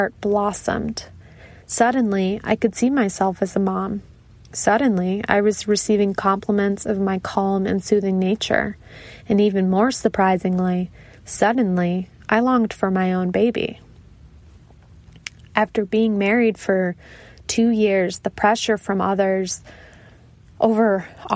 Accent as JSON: {"language": "English", "region": "Midwest", "country": "United States", "tie": "born or raised there", "moved": "yes", "said": "I grew up in the Midwest"}